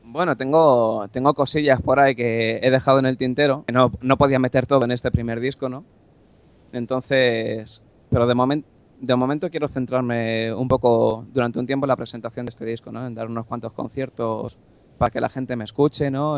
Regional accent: Getafe, Community of Madrid, Spain; soy un chico de, Madrid, Getafe concretamente

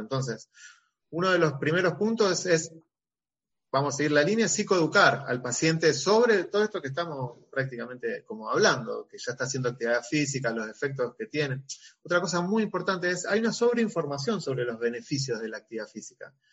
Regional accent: Rosario, Santa Fe, Argentina; yo soy de Rosario

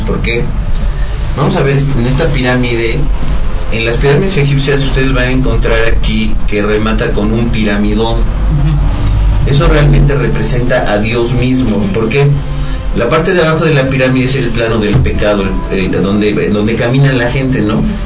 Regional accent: Mexico; nosotros como mexicanos

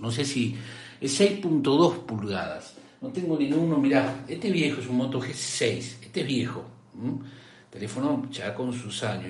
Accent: Rosario, Santa Fe, Argentina; accent: rioplatense; soy de Argentina, Rosario Santa Fe

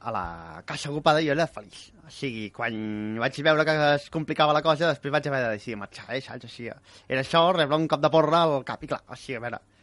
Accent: Badalona, Catalonia, Spain; Hòstia, és estrany que soc de Badalona però no controlo

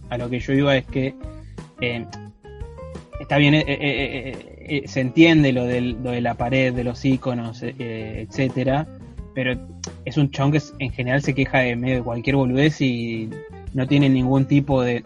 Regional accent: Argentina; nosotros como argentinos blancos de clase media

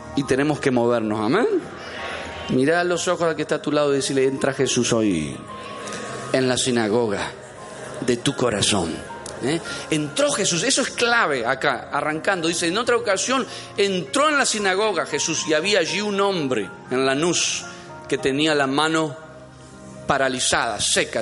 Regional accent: Entre Ríos, Argentina; moved away; alguien de allá entre ríos, en medio de las vacas? Nosotros somos del campo

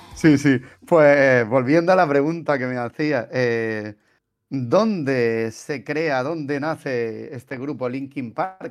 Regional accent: Region of Murcia, Spain; se, nota que soy de Murcia

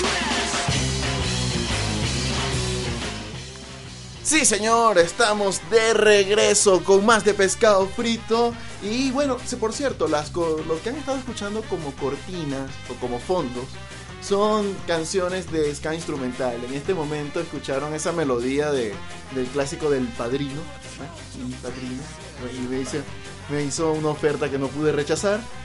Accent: Venezuela

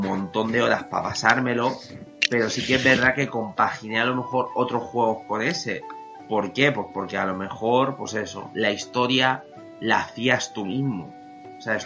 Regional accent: Spain; por ser español

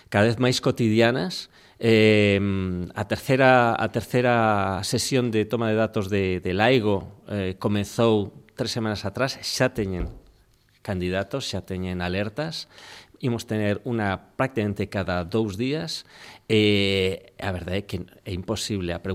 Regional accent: Castile, Spain; Galician is a second language; now in Galicia, Spain; eu que veño de Castela

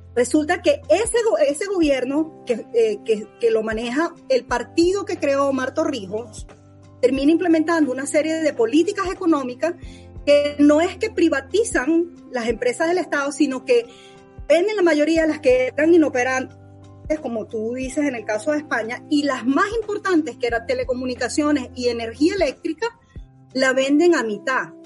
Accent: Venezuela; moved away; soy venezolana

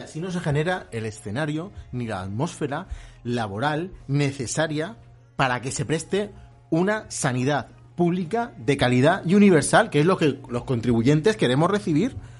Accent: Torrevieja, Valencian Community, Spain; Somos de Torrevieja, estamos muy al sur.

